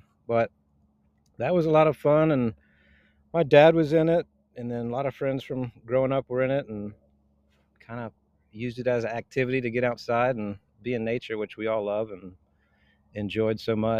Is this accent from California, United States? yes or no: no; Sandy Springs area, Atlanta, Georgia, United States; Living in Atlanta, and grew up here, and grew up off Spalding Drive and Holcomb Bridge, and parents still live there, and went to St. Jude's Elementary and then Marist for high school